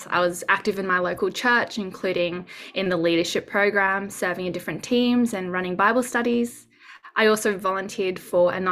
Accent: Sydney, New South Wales, Australia; moved away as an adult; also born or lived in Gold Coast; now in Brisbane, Australia; I was born and raised in Sydney, moved up to the Gold Coast in 2016, where I began medical school at Bond University, and I was there until 2020.

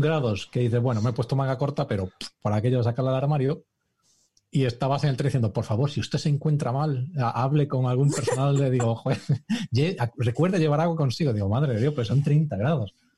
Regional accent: Galicia, Spain; now in Cambridge, United Kingdom; yo que soy gallego

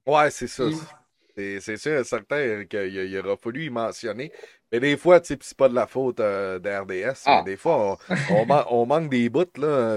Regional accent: Quebec, Canada; chez nous au Québec

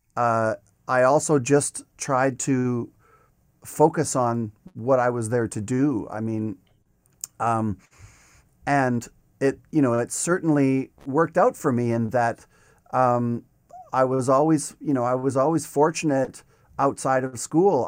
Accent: Regina, Saskatchewan, Canada; moved away as an adult; also born or lived in Montreal; now in Toronto, Canada; after my first year of my undergrad, I went back to Regina for that summer.

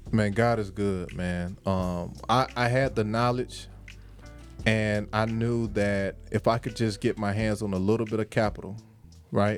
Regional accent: Jacksonville, Florida, United States; moved away as an adult; now in Atlanta, United States; I'm from from Jacksonville, Florida. Me and Smitty, we played. Uh, shout out to First Coast High School

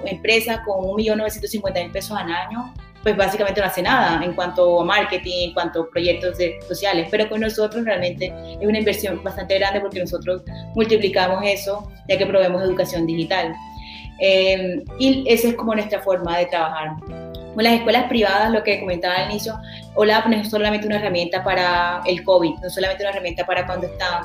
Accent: Colombia; now in United States; la mayoría somos colombianos

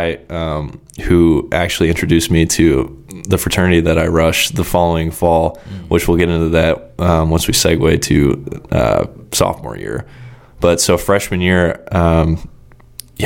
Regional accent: Kansas City, United States; moved away as an adult; now in Florida, United States; I was born on the Missouri side, lived there for, I think, 6 or 7 years, and then we moved over, like, once my dad's company finally took off, we moved to the Kansas City, Kansas side

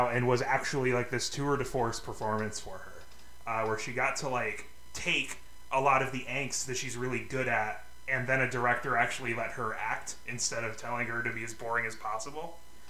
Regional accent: Phoenix, Arizona, United States; growing up in Phoenix, Arizona, where all emo bands originate from, both physically and spiritually.

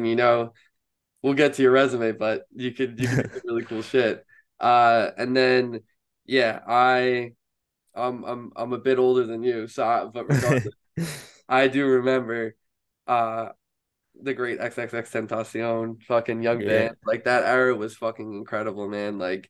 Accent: New York City, New York, United States; Hey, welcome to New York, man. I'm a New Yorker myself.

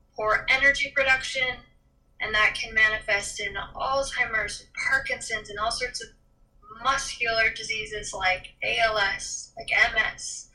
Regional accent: Midwest, United States; I grew up in the Midwest

